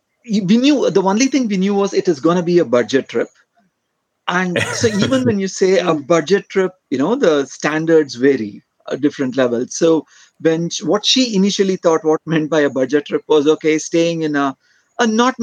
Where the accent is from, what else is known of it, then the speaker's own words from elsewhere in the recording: Bangalore, Karnataka, India; moved away as an adult; now in Kerala, India; I am from south of India. My place originally is from Bangalore, which is around 300 kilometers from here.